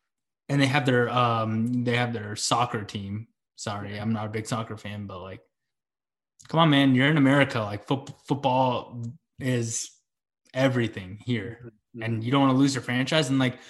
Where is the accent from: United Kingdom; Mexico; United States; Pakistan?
Pakistan; I'm Pakistani and he's Pakistani.